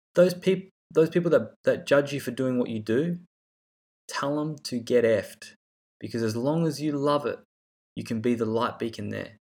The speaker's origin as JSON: {"language": "English", "country": "Australia", "tie": "born or raised there", "said": "growing up in Australia"}